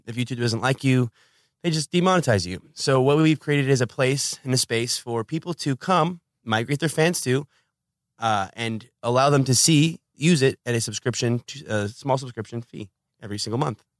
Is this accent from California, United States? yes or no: yes; Los Angeles, California, United States; I'm from Los Angeles.